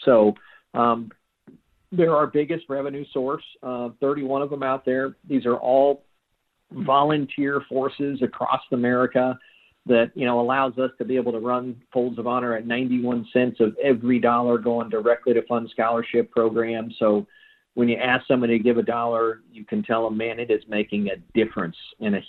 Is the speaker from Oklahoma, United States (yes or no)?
yes; Tulsa, Oklahoma, United States; my hometown here in Tulsa